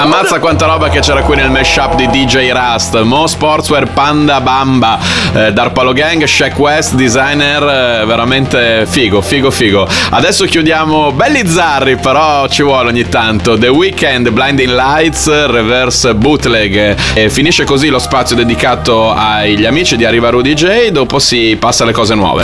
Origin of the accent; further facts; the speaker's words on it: Bologna, Emilia-Romagna, Italy; io sono di Bologna